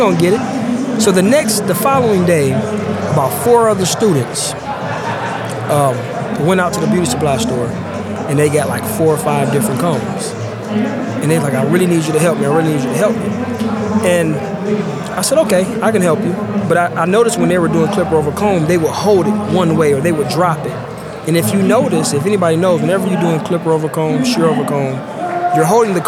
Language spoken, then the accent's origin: English; Detroit, Michigan, United States; I'm from Detroit, Michigan